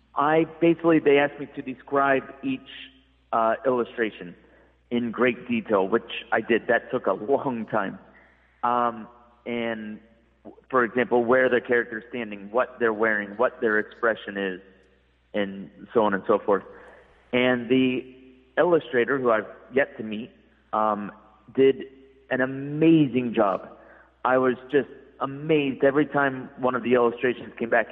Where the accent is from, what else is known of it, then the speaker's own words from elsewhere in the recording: United States; moved away as an adult; also born or lived in Malaysia / Laos; now in China; I'm from the United States